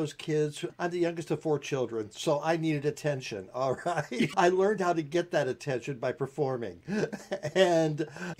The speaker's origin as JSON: {"language": "English", "town": "Lima", "region": "Ohio", "country": "United States", "tie": "born or raised there", "moved": "yes", "lives_now": "Burlington, United States", "said": "I grew up in Lima, Ohio, and that's the birthplace of Phyllis Diller."}